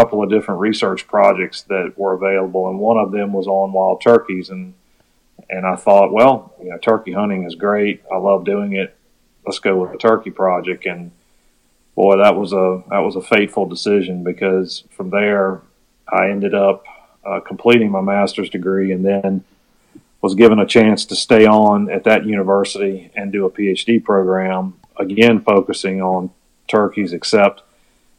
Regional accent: Virginia, United States; also born or lived in Mississippi; I grew up in Virginia

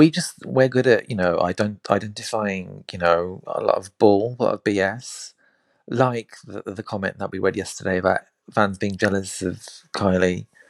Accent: India; I'm Indian, right?

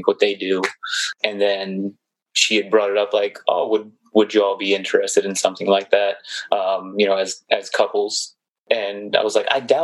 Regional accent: the South, United States; from the South

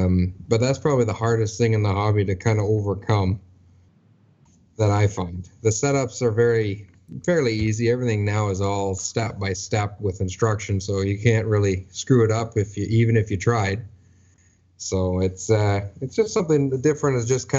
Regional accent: Ontario, Canada; Yeah, just about an hour north of Toronto.

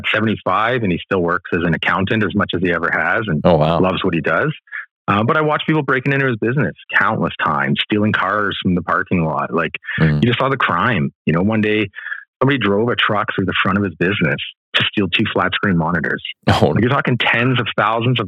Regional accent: Delta, British Columbia, Canada; I grew up in Delta, British Columbia, a suburban neighborhood of Vancouver

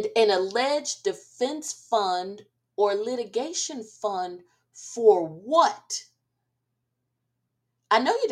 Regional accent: New Jersey, United States; I'm from Jersey. So I grew up watching New York and Philadelphia television

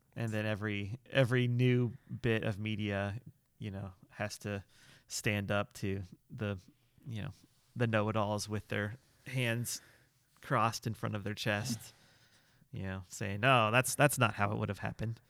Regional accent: Illinois, United States; growing up in Illinois

